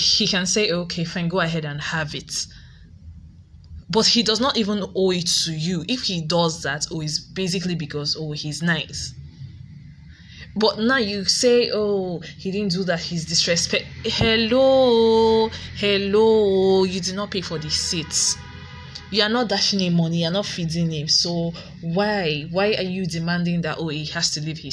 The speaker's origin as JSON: {"language": "English", "country": "Nigeria", "said": "grow up as a Nigerian in a Nigerian home"}